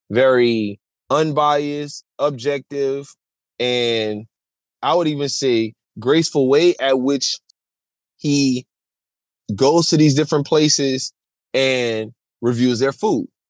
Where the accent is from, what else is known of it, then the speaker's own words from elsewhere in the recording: New Orleans, Louisiana, United States; I'm from New Orleans